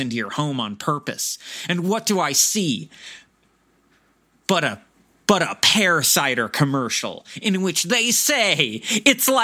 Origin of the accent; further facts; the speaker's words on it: United States; for me as an American